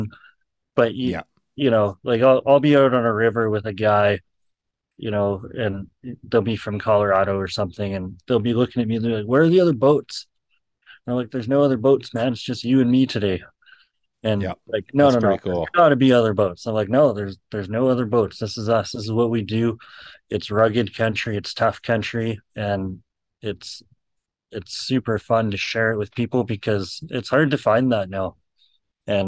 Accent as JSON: {"language": "English", "region": "Alberta", "country": "Canada", "moved": "as an adult", "lives_now": "British Columbia, Canada", "said": "I come from Alberta, where I can go just about to any river in Alberta"}